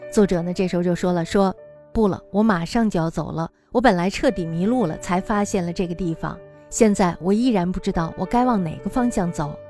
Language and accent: Chinese; China; 我们中国人的思考